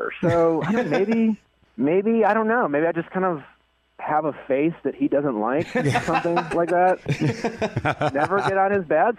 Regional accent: Milwaukee, Wisconsin, United States; moved away; We went back home to Milwaukee last week, my hometown

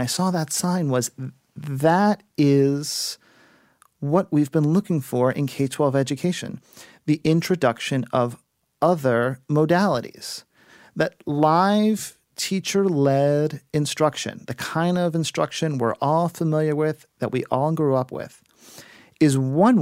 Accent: South Florida, United States; moved away; also born or lived in New York City; I am originally from South Florida, and I was visiting my family in Miami

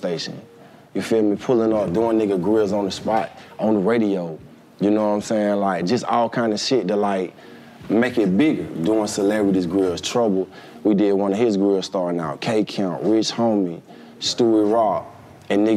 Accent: Atlanta, Georgia, United States; also born or lived in Los Angeles, United States; I'm from Atlanta, Georgia, from the east side. Marlboro, Lithonia. You know, I grew up and I stayed on Glenwood for a minute

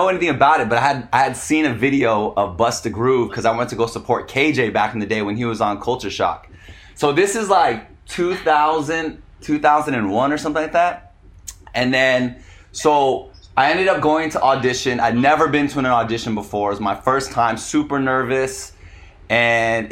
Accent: San Diego, California, United States; moved away as an adult; also born or lived in Los Angeles, United States; now in Vietnam; I'm from San Diego.

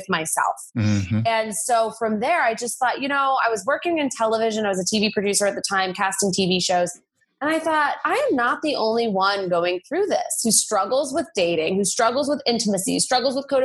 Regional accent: United States; I'm American

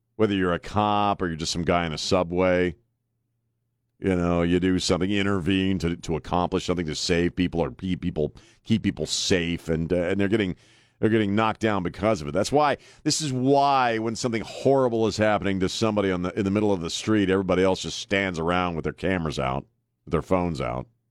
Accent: Maryland, United States; now in San Antonio, United States; spending most of my youth, or growing up in Maryland.

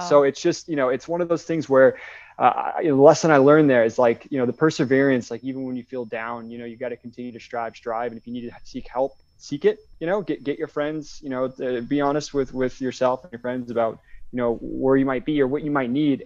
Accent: West Coast, United States; moved away as an adult; also born or lived in Wilmington, North Carolina; I, I grew up on the West Coast

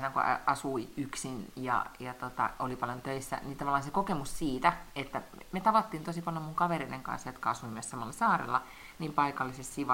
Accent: Lahti, Päijänne Tavastia, Finland; also born or lived in Helsinki; mä aina sanon, että mä oon Lahesta kotoisin

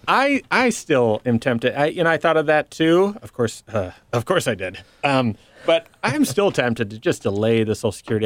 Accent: Michigan, United States; I'm from Michigan

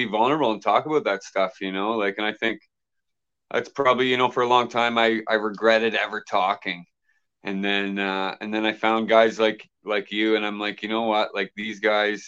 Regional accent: Halifax, Nova Scotia, Canada; I grew up in Halifax

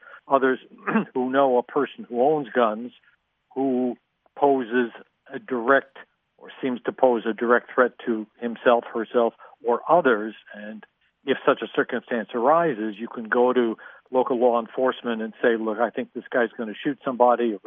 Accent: New York, United States; New York State, the state I know more about, I'm a New Yorker

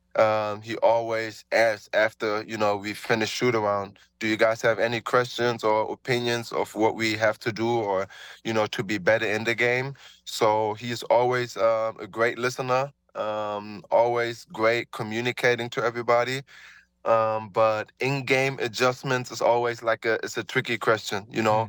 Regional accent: Germany; moved away; growing up in Germany, you know, um, little black dude, you know, uh, growing up there

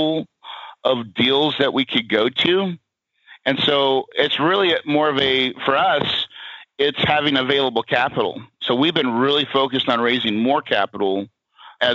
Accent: West Plains, Missouri, United States; I grew up in Missouri as well. I'm from West Plains, West Plains, Missouri, out there in the Ozarks by Branson

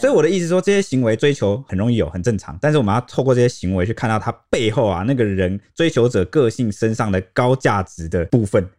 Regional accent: Taiwan; 从小生活在这边

